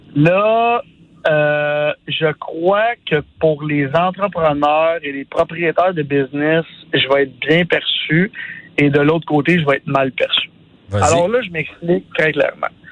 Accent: Sainte-Martine, Quebec, Canada; first language French; Moi, je viens de Sainte-Martine, un petit village à 45 minutes de Montréal

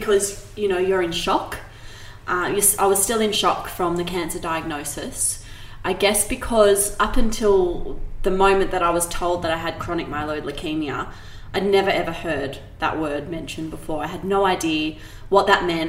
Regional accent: Sydney, New South Wales, Australia; I grew up in Sydney's Northern Beaches, which is a pretty relaxed place to kind of grow up

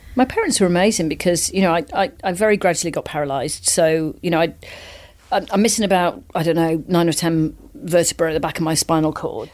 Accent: Wales, United Kingdom; I grew up in Wales, and it was a very sporty family

